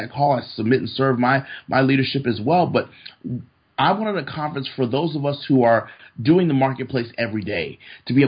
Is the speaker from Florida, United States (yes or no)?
yes; Florida, United States; moved away as an adult; now in Fort Worth, United States; born and raised in Florida